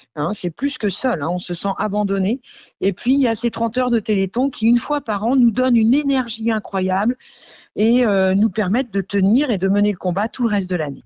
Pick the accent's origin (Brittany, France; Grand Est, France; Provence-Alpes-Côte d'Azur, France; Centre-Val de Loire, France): Brittany, France; Camors; also born or lived in Grand-Champ; je suis originaire de Camor, mais j'ai longtemps vécu aussi à Grandchamp.